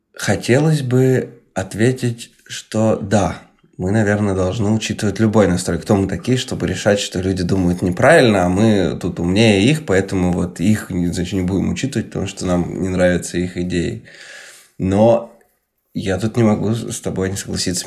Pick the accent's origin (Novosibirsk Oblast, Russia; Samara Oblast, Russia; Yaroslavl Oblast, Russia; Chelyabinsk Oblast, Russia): Chelyabinsk Oblast, Russia; когда я рос в Челябинской области